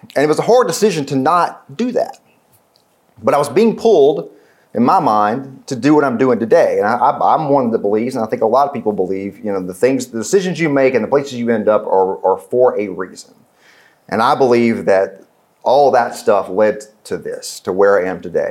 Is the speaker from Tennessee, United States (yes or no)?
yes; West Tennessee, United States; I grew up in West Tennessee